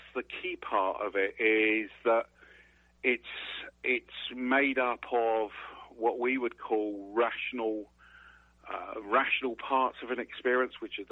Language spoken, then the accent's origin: English; England, United Kingdom; moved away as an adult; now in Sarasota, United States; You can tell from my accent, I was actually originally born in England